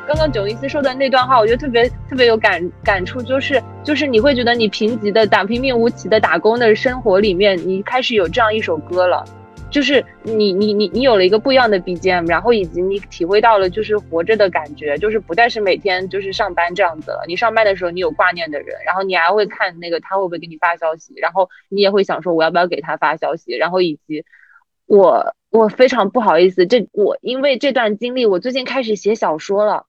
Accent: Jiangsu-Zhejiang-Shanghai area, China; moved away as an adult; now in Guangzhou, China; 我们那边江浙沪那边的人

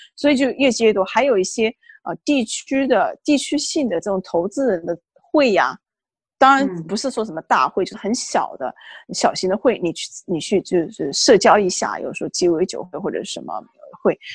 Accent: China; moved away as an adult; now in Washington, D.C., United States; 我们中国人

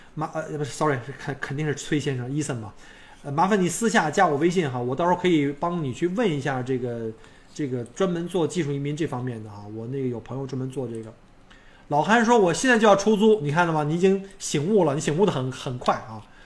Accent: northern China, China; now in Australia; 我作为一个外国人或者是一个北方人，呃，到上海人就会歧视我

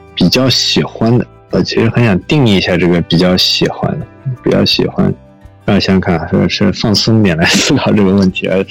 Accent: Shanghai, China; also born or lived in Princeton, United States; 我是成长在那个国内公立教育体系的这样一个发展路径上，然后我是上海人，我在上海读公校长大

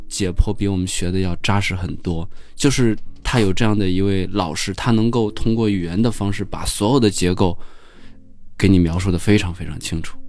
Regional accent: Shanxi, China; moved away; 我家，老家是山西的

